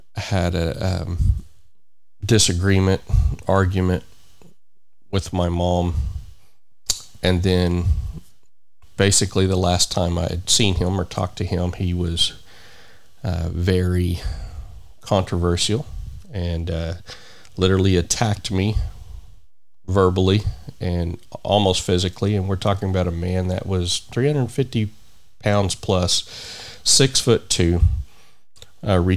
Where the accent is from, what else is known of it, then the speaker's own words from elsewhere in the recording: United States; here in my home country of the United States of America